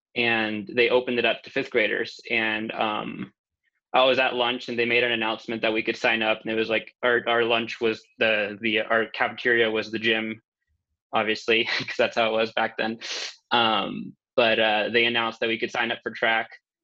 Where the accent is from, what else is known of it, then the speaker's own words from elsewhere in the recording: Houston, Texas, United States; also born or lived in Mexico City, Mexico; My earliest memory in Mexico was our apartment building. I remember we were like kind of underground where we were in Mexico City. And I remember that my school was pink, was a pink building. That's all I got from there. But moving to Houston